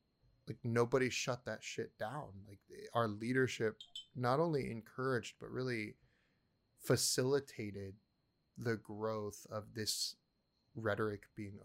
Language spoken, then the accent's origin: English; Philippines; And I'm curious, as a Filipino, like, let's talk about that.